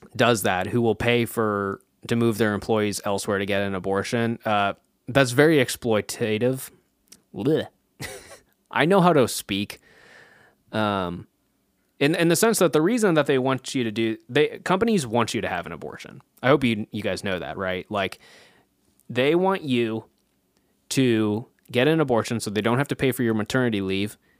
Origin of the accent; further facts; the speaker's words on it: Kansas, United States; my home state of Kansas